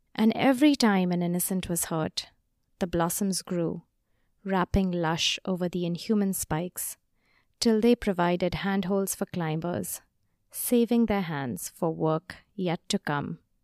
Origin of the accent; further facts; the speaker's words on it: India; moved away; my home country of India